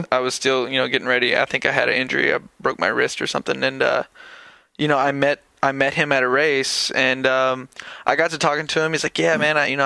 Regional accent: Tennessee, United States; I'm from Tennessee.

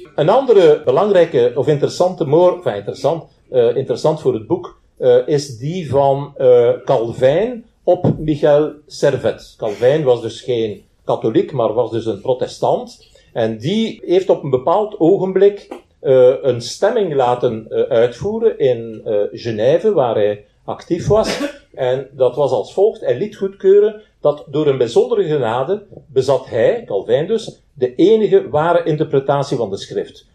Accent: Belgium; bij ons in Zaventem en in, eh, en in Brussel

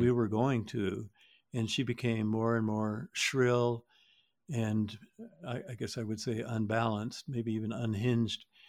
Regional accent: Georgia, United States; we're from Georgia

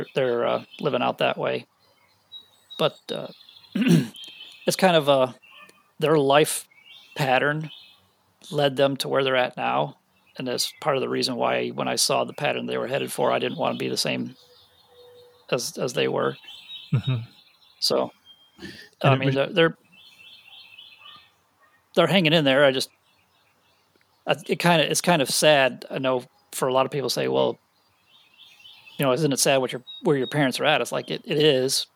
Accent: Western New York, United States; also born or lived in Buffalo; now in Tennessee, United States; I was born in Buffalo. We moved around. We spent some time in Tennessee. We went back to New York. So all of us were mostly raised in Western New York.

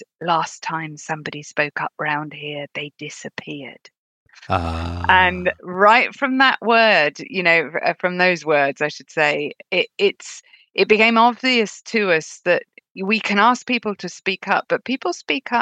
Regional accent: United Kingdom; accent: British; labeled me female and British

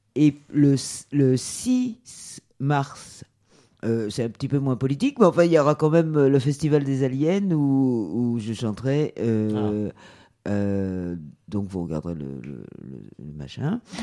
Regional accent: France; j'ai été élevée ici en France par des parents adoptifs blancs

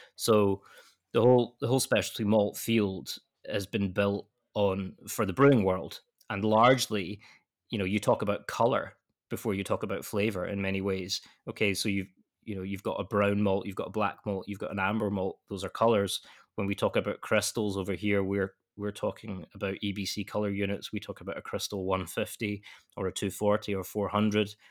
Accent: west coast of Scotland, United Kingdom; now in Edinburgh, United Kingdom; I'm from the west coast in Scotland, but I now live in the capital, which is you know all of about an hour and a half from my from my hometown

